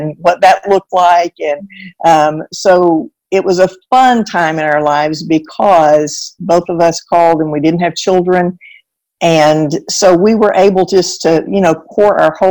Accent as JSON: {"language": "English", "town": "Arcadia", "region": "Louisiana", "country": "United States", "tie": "born or raised there", "also_born_or_lived": "Texas", "moved": "as an adult", "lives_now": "Hendersonville, United States", "said": "I grew up in Arcadia, Louisiana"}